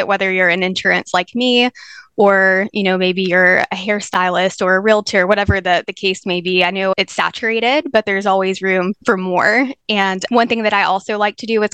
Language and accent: English; North Carolina, United States; I was born and raised here in North Carolina